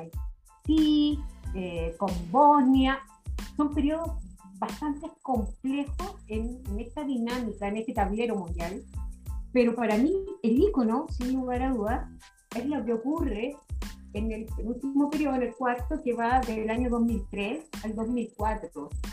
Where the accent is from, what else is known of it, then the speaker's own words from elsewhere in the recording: Chillán, Ñuble, Chile; yo soy de Chillana, así que más chilena, ¿no? Del Chile profundo